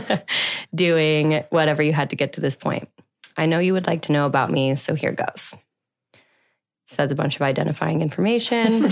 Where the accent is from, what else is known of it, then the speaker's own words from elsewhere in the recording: Denver, Colorado, United States; now in Austin, United States; I was born in Denver, Colorado on July sixth, nineteen ninety-one